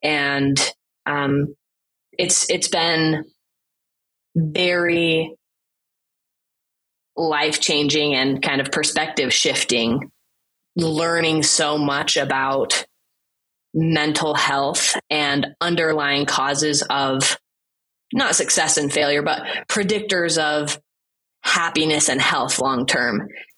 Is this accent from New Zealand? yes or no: no; China; growing up in China, it was interesting because I didn't realize initially when I was little that I was other. Kids were kids. I spoke English. I spoke Chinese.